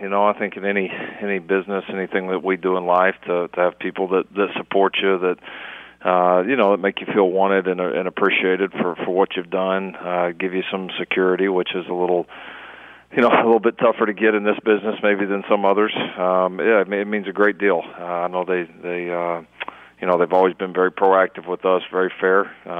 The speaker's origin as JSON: {"language": "English", "region": "Texas", "country": "United States", "tie": "born or raised there", "also_born_or_lived": "North Carolina", "said": "my accent's maybe all you grow up in Texas and then you get out to the East Coast, North Carolina, and then back here"}